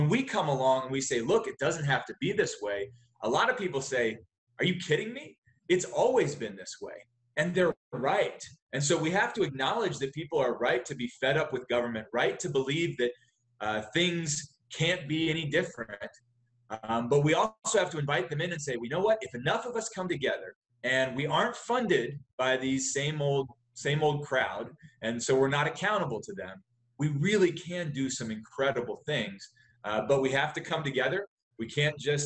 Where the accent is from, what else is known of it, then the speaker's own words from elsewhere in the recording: West Virginia, United States; moved away; also born or lived in Charleston, West Virginia / Texas; I grew up in West Virginia. My family then moved to Texas.